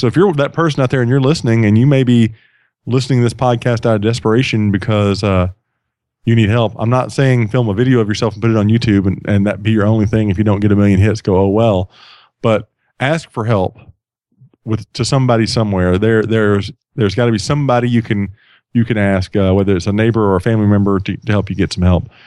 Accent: Sweeny, Texas, United States; now in Atlanta, United States; I grew up on the Gulf Coast of Texas.

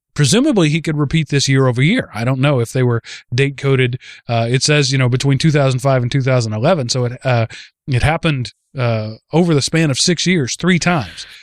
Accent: Texas, United States; the tiny rural parts of, of Texas where I'm from

